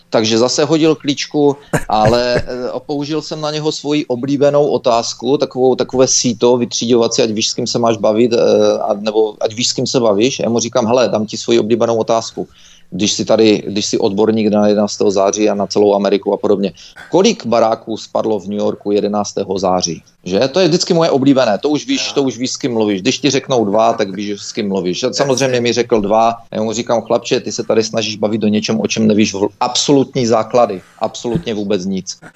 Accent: Belarus; že jsem ti řekla, že jsem z Běloruska

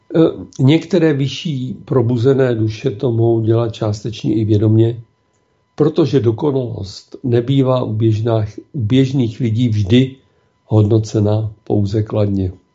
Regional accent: Czechia; jsme my Češi.

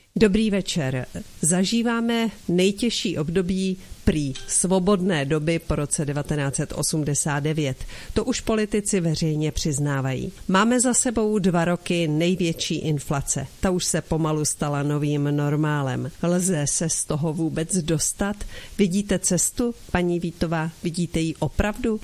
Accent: Czechia; mé rodné zemi

